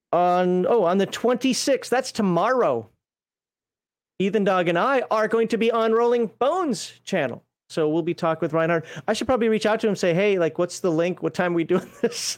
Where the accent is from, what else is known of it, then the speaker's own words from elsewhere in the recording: United States; being an American